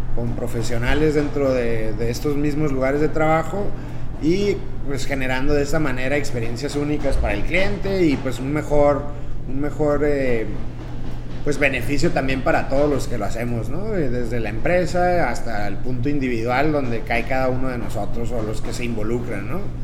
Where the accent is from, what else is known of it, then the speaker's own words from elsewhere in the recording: Tijuana, Baja California, Mexico; nací aquí en Tijuana